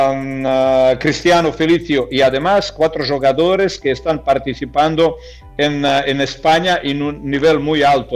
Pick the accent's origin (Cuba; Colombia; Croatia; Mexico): Croatia; Spanish is a second language; moved away; se está celebrando en mi país